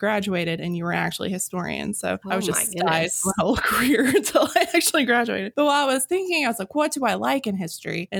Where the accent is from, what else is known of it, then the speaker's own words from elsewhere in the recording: Arkansas, United States; I'm from Arkansas and I have a psychology degree from Arkansas